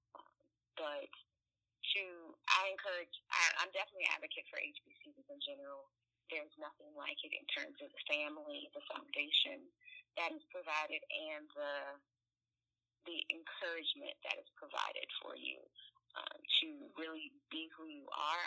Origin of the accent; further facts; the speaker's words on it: California, United States; I grew up in California